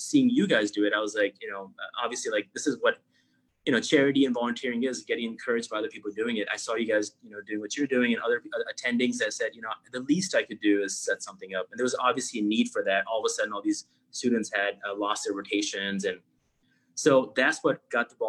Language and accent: English; Pakistan; moved away as an adult; also born or lived in New York / Florida / Chicago; now in United States; I grew up in Pakistan. I was 18 when I moved, went to undergrad in New York.